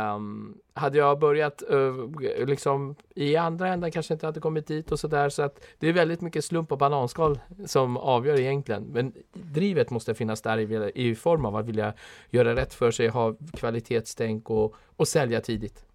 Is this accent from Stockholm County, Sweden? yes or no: yes; Stockholm, Stockholm County, Sweden; sen är jag uppvuxen i Husby